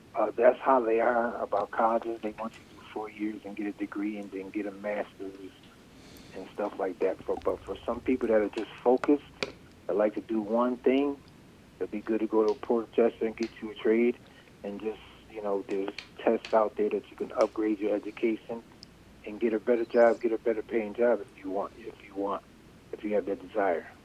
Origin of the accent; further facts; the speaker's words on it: New Britain, Connecticut, United States; now in Berlin, United States; I was born in New Britain, and I moved. I bought a house in Berlin